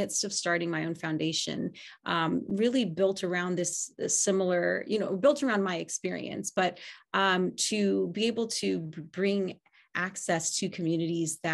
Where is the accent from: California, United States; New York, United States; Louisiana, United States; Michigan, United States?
California, United States; Los Angeles; also born or lived in Kansas City, Missouri; I was born in Kansas City, Missouri, and moved to the Los Angeles area when I was 2 years old.